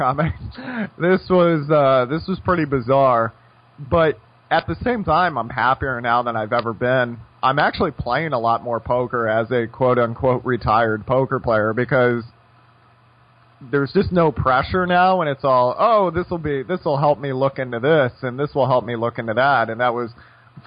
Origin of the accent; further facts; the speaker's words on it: Seattle, Washington, United States; growing up in Seattle